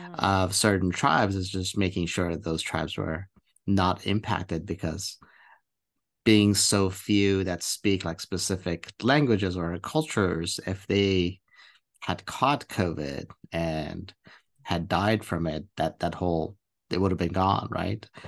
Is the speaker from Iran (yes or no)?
yes; Iran; now in United States; I'm from, from the Middle East, I'm from Iran